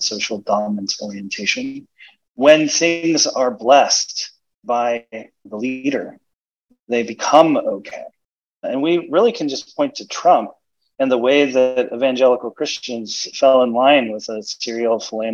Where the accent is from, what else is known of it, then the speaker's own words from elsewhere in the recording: Portland, United States; I grew up in Portland.